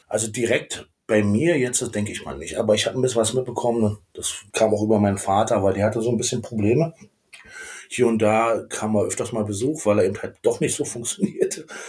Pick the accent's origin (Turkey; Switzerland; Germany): Germany; Berlin; also born or lived in Königs Wusterhausen, Brandenburg / Schulzendorf / Schwerin; Komplett im Prenzelberg meine, meine Jugend, beziehungsweise bis 89 war ich ja direkt Prenzlberger